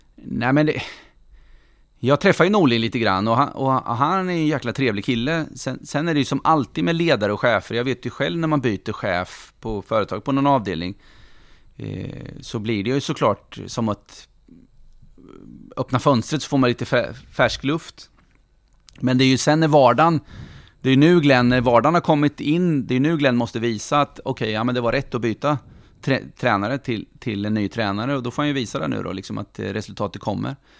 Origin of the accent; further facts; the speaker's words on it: Norrköping, Östergötland, Sweden; also born or lived in Finspång; jag är född i Finspång, uppvuxen i Norrköping hela mitt liv och det här är min stad